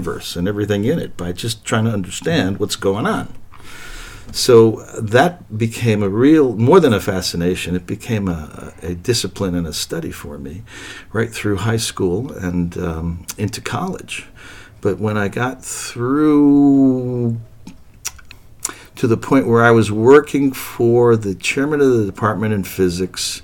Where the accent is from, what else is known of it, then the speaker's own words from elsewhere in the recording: New York City, New York, United States; I grew up in New York City